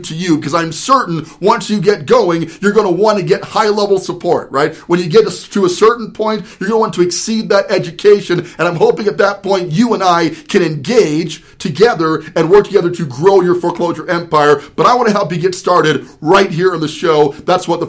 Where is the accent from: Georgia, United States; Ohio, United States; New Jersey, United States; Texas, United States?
New Jersey, United States; I was actually born in Jersey